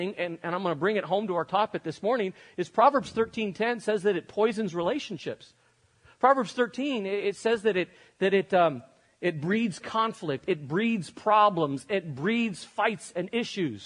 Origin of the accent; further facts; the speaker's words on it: Spain; moved away as an adult; I grew up in Europe. I lived in Spain until I was 18 years old